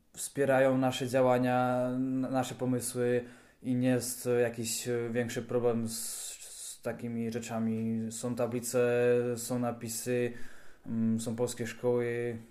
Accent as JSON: {"language": "Polish", "town": "Karviná", "region": "Moravian-Silesian Region", "country": "Czechia", "tie": "born or raised there", "said": "u nas w Karwinie"}